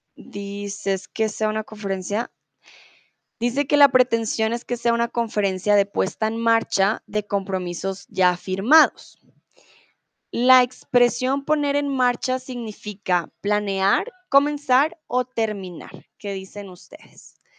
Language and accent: Spanish; Colombia; yo soy de Colombia